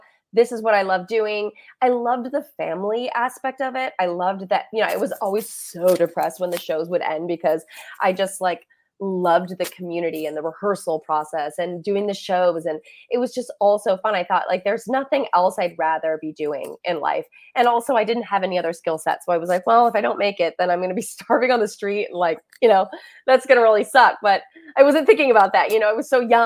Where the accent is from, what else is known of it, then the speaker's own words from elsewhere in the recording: Elgin, Illinois, United States; I grew up in Elgin, Illinois, which is a suburb of Chicago.